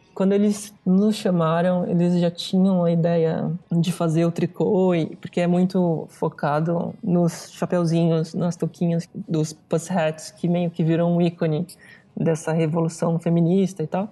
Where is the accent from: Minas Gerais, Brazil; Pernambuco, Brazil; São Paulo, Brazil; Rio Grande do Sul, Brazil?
São Paulo, Brazil; moved away as an adult; also born or lived in Italy; muito perto da onde eu sou, de São Paulo